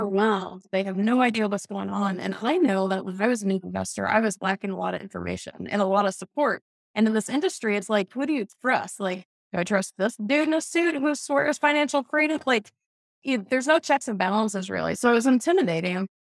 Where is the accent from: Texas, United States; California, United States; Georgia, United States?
Georgia, United States; Atlanta; moved away; I was from Atlanta